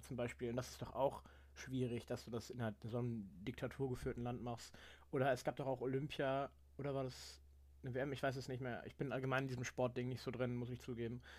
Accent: Germany; als Deutscher

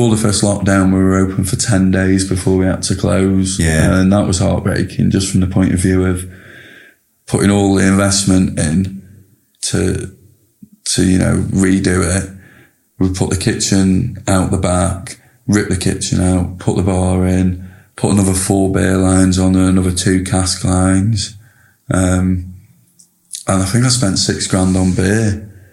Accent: Preston, North West England, United Kingdom; you know, we're all lads from Preston, every single one of us

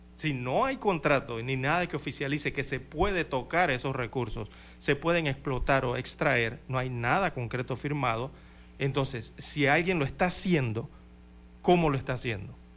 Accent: Panama; somos todos los panameños

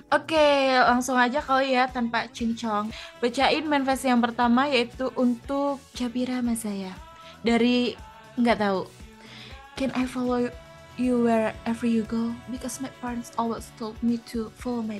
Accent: East Java, Indonesia; Saya Jawa Timur sendirian nih.

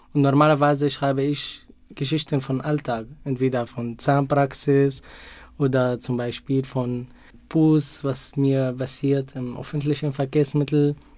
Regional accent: Syria; German is a second language; moved away as an adult; now in Munich, Germany; mit meinem Heimatland verglich. In Syrien musste ich jeden Tag entweder mit dem Bus oder mit einem kleinen Bus zur Universität fahren

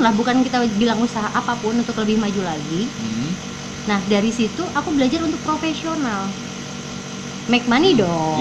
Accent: Anyer, Banten, Indonesia; born or raised there; moved away; also born or lived in Sumatra (ancestry)

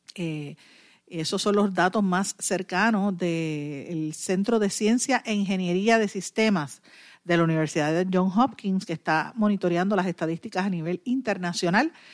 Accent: Puerto Rico; como mamá y como, como puertorriqueña

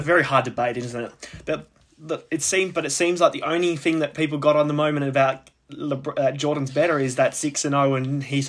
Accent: Australia; because we're obviously Australian. Australian Boomer Squad.

